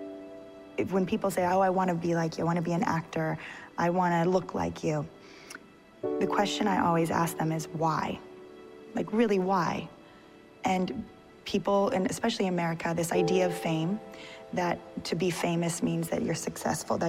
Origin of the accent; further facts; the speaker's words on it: Long Beach, California, United States; now in Los Angeles, United States; I grew up in Long Beach, California